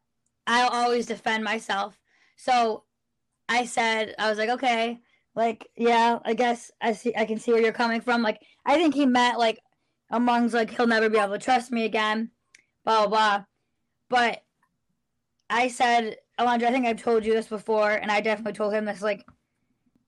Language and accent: English; United States; moved away; I'm from New York